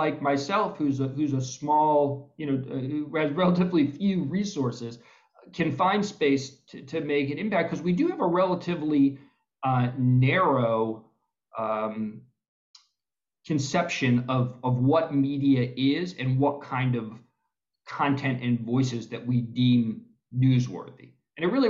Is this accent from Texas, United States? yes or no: no; Maryland, United States; my home state of Maryland